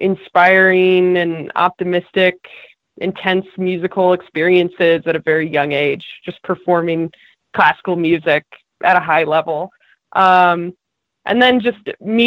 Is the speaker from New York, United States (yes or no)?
no; just outside of Portland, Oregon, United States; born or raised there